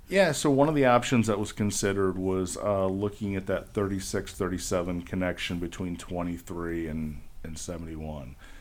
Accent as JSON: {"language": "English", "town": "Bowling Green", "region": "Ohio", "country": "United States", "tie": "born or raised there", "said": "I grew up in Bowling Green"}